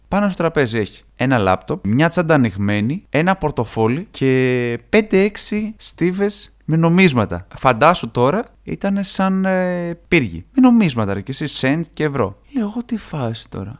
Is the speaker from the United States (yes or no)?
no; Greece; εγώ είμαι από την Ελλάδα